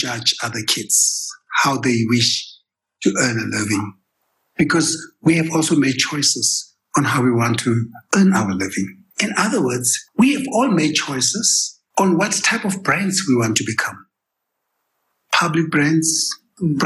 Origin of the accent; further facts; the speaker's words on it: Kimberley, Northern Cape, South Africa; moved away as an adult; also born or lived in Johannesburg, South Africa / United States; I came from Kimberley. I was born and raised in Kimberley. I came to Joburg to study accounting, dropped out and moved to the US